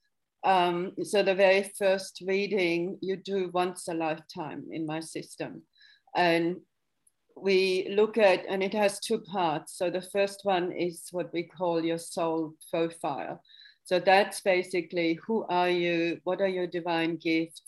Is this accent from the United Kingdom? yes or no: no; Germany; moved away; growing up in West Germany